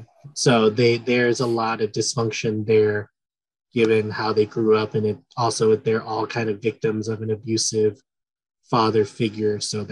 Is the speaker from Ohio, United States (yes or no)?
no; San Francisco, California, United States; I have had the fortune of being a native San Franciscan.